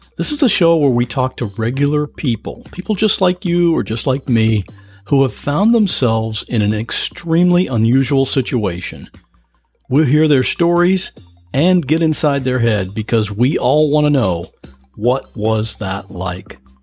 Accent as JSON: {"language": "English", "country": "United States", "said": "as the American"}